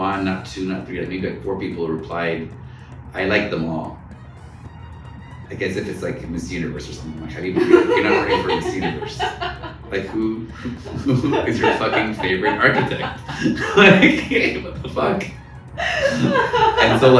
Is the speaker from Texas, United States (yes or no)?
yes; Texas, United States; also born or lived in Boston / Connecticut; now in Cairo, Egypt; I grew up in suburbia in Texas.